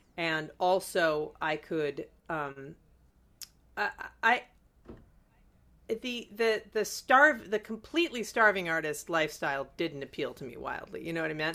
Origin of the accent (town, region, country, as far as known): Chicago, Illinois, United States; born or raised there